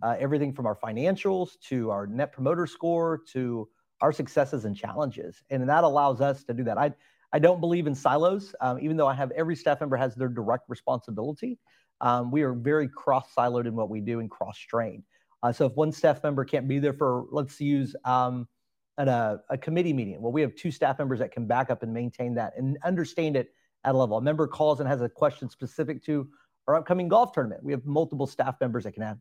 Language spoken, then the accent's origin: English; Alvin, Texas, United States; also born or lived in Pearland, Texas; I grew up in the Alvin area, so did not grow up in Pearland, Texas